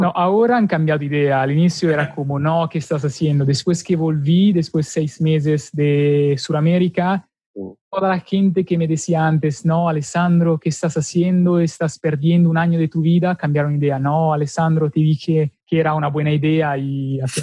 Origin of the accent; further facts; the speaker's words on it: Milan, Lombardy, Italy; Spanish is a second language; moved away as an adult; Soy del norte, Milano